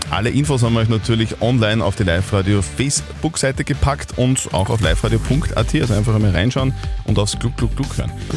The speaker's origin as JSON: {"language": "German", "region": "Upper Austria", "country": "Austria", "said": "bei uns in Oberösterreich"}